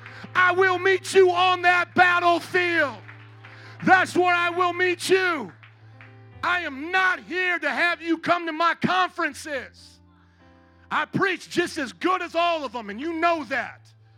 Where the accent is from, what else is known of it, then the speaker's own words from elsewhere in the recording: Fort Wayne, Indiana, United States; now in Chicago, United States; I am a missionary from Fort Wayne, Indiana.